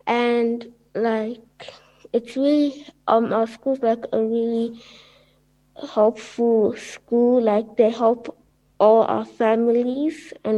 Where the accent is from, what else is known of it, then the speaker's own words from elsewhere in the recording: Uganda; now in Australia; I come from Uganda, and it's a small country in Africa, and I celebrate my culture by like making traditional food and going to traditional parties and everything.